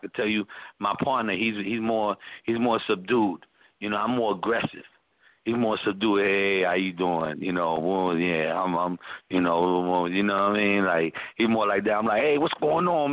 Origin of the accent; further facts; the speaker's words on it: New York City, New York, United States; moved away as an adult; also born or lived in Atlanta; I'm originally from the Bronx, you know, born and raised in New York, man, for 30-plus years of my life